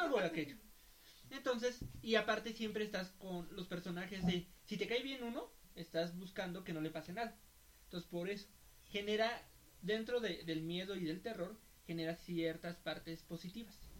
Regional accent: Mexico; somos mexicanos

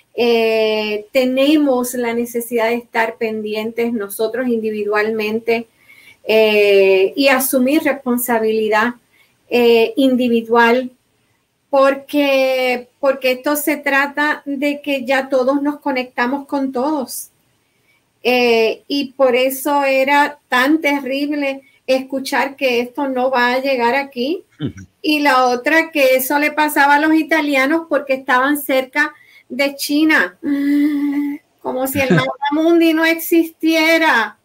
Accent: Puerto Rico

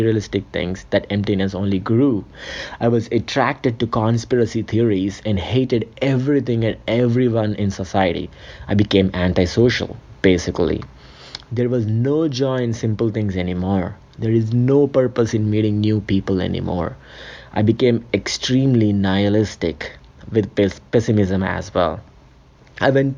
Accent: India; moved away as an adult; now in Canada; I was born and raised in a small city in India

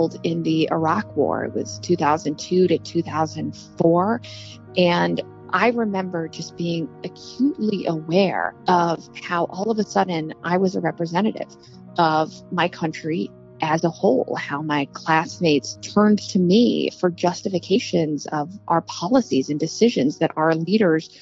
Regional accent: Florida's 18th district, United States; I grew up right here in Florida's 18th district

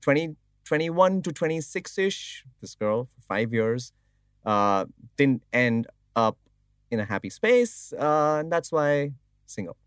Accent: India; moved away as an adult

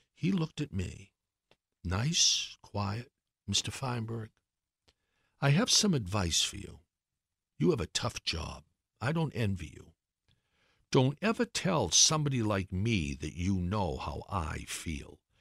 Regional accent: Brockton, Massachusetts, United States; moved away; also born or lived in Washington; I grew up in Brockton

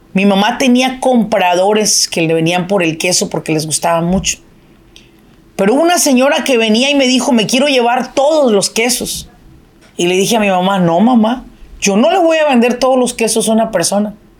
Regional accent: Apatzingán, Michoacán, Mexico; now in Irvine, United States; De donde yo soy es de Apatzingán, Michoacán

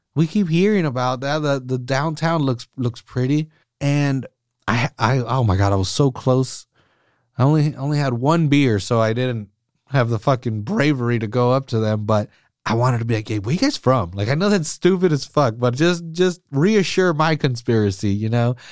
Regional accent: Salinas, California, United States; grew up on the east side

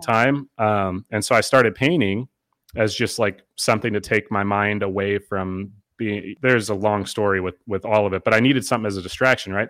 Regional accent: Eau Claire, Wisconsin, United States; also born or lived in Duluth, Minnesota / Minneapolis, Minnesota; Eau Claire, Wisconsin's my hometown. I've lived there since I was two

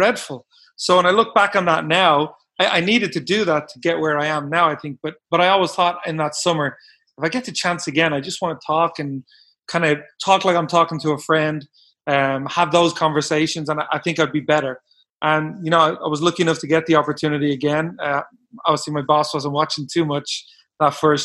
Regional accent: Dublin, Leinster, Ireland; moved away as an adult; also born or lived in Bakersfield, California / Portland, Oregon; now in United States; I grew up in Ireland.

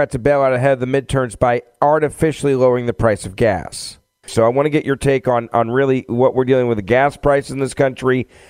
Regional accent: Tennessee, United States; My home state of Tennessee

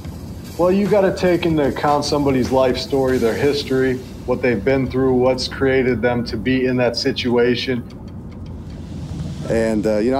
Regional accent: South Dakota, United States

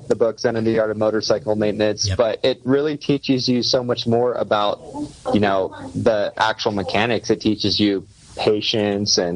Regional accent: Pennsylvania, United States; growing up in the States in like a small rural area of Pennsylvania

